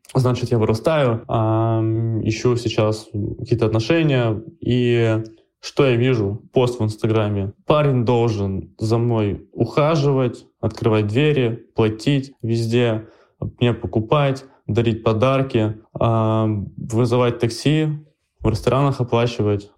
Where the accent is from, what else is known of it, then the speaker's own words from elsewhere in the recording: Urals, Russia; я же парень с Урала